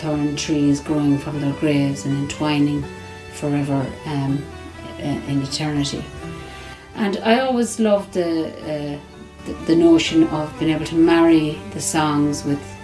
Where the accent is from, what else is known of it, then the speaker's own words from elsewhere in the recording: County Roscommon, Connacht, Ireland; I grew up in County Roscommon